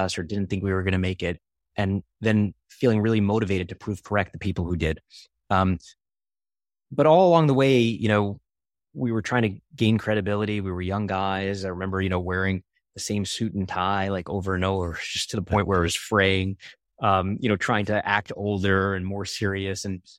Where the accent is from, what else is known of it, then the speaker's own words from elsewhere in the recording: Brooklyn, New York, United States; growing up in Coney Island, Brooklyn, and being around scammers and being lied